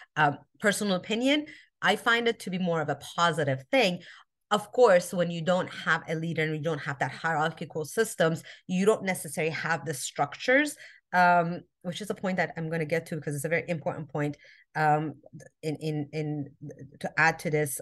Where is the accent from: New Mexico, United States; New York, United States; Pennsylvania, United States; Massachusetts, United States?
New Mexico, United States; Albuquerque; also born or lived in Iran; now in Southern California, United States; I was born in Iran. I grew up in America. Albuquerque, New Mexico, actually, is where I grew up